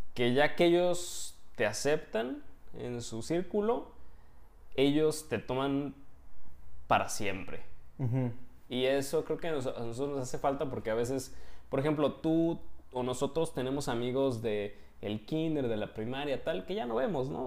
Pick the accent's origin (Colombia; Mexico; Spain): Mexico; moved away as an adult; now in Poland; somos mexicanos